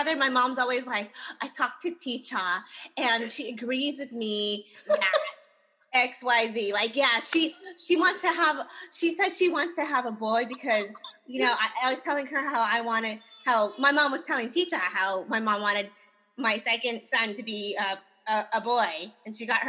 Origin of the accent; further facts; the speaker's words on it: United States; our childhoods and growing up in America